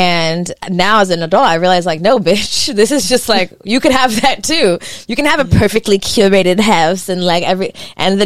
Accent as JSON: {"language": "English", "area": "the Valley", "region": "California", "country": "United States", "tie": "born or raised there", "said": "I grew up in the Valley"}